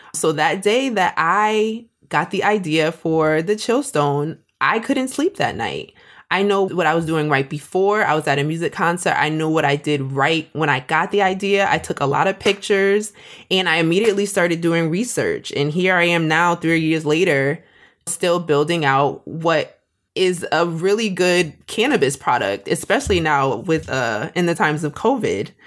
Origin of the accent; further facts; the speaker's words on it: Springfield, Massachusetts, United States; moved away as an adult; now in Atlanta, United States; I was born and raised in Springfield, Massachusetts. I moved to Atlanta about twenty ten